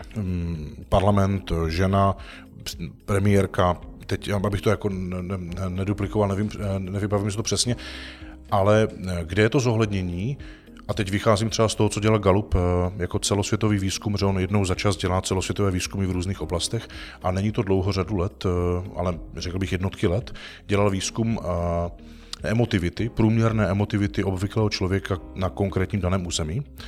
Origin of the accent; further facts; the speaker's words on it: Czechia; jak jsme dis-, disponovaní jako Češi